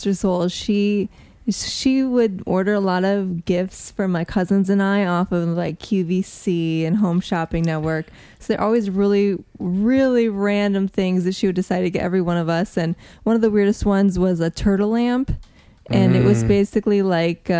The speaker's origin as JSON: {"language": "English", "region": "Midwest", "country": "United States", "said": "I'm from the Midwest. It's very American."}